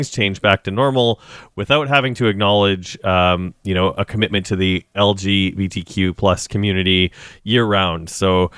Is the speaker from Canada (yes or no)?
yes; Regina, Saskatchewan, Canada; moved away; I grew up in Regina